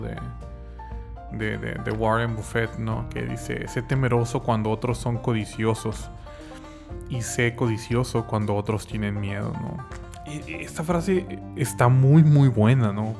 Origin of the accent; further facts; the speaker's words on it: Mexico; el estado eh, donde soy nativo